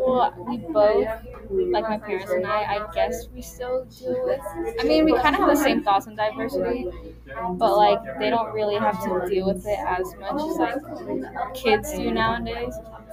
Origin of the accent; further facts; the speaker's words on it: Sacramento, California, United States; also born or lived in Guam / Philippines; So I was born in Guam, and then I moved to the Philippines when I was like 2 years old. And then we moved to, I think, Sacramento after. And then I basically lived here